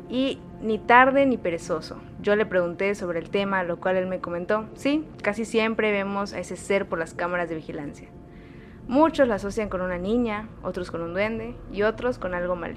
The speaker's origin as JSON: {"language": "Spanish", "region": "Durango", "country": "Mexico", "said": "soy de Durango."}